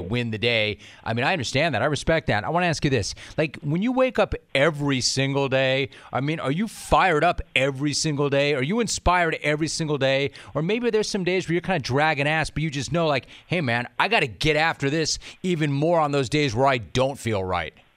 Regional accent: Los Angeles, California, United States; I grew up in the eight one eight

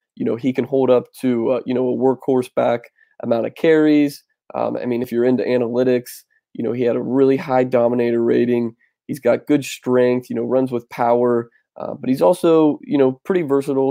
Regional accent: Indiana, United States; I'm from Indiana, you know, right on the border

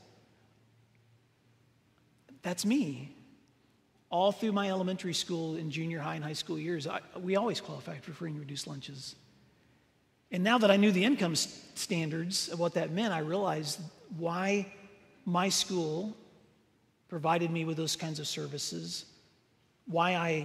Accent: Northwest Tennessee, United States; I grew up in Northwest Tennessee

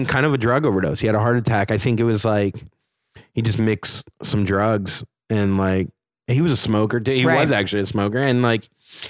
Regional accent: Florida, United States; also born or lived in Miami / Orlando; now in Brooklyn, United States; Like, I grew up in Florida. My dad is from New York and my mom's from Chicago.

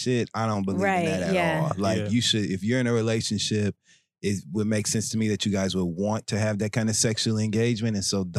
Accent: New York, United States; dogs are a very important part of society, especially as a New Yorker.

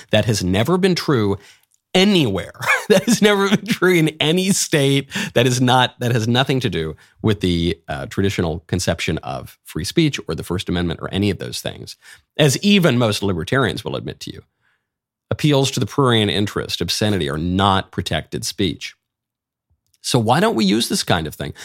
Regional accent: New York City, New York, United States; I'm a New Yorker by birth and upbringing

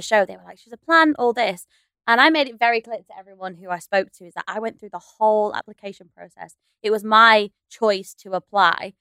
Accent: the north of England, United Kingdom; We're both from up north

